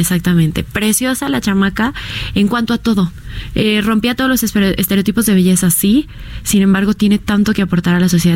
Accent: Mexico; nuestra selección mexicana

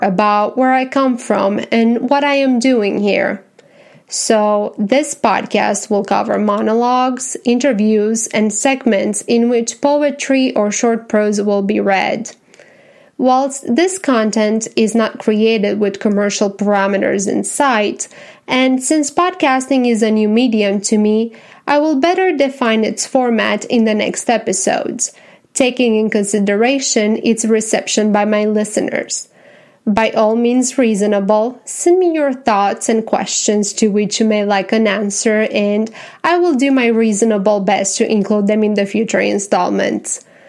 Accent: Romania; English is a second language; now in Tennessee, United States; I was born and raised in Romania and that now I am a happy American citizen living in Tennessee

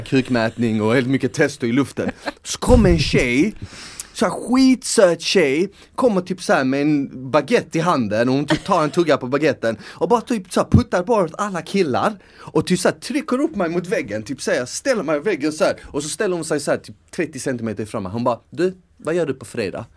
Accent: Malmö, Skåne, Sweden; moved away; när jag var yngre och bodde i Malmö

